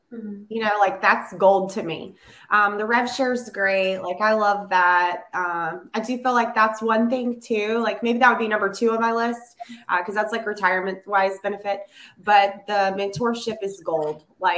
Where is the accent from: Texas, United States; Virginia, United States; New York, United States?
Virginia, United States; also born or lived in North Carolina; I'm a mom of three, almost four, and originally from Virginia. Lived a large portion of my life in North Carolina, and then my husband's military career brought us